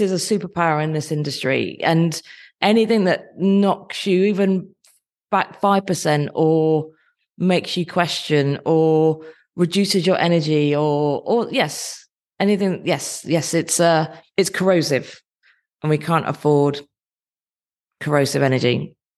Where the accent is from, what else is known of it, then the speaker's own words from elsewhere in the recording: Dorset, South West England, United Kingdom; moved away as an adult; also born or lived in Nottingham; I grew up in Dorset